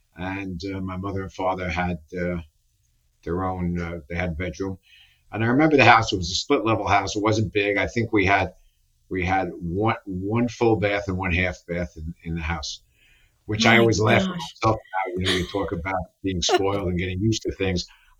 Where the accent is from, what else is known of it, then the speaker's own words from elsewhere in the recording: New York City, New York, United States; I was born in the Bronx, near really? Yankee Stadium. Yeah, near Yankee Stadium. We lived with my grandmother and grandfather, my mother's parents at the time.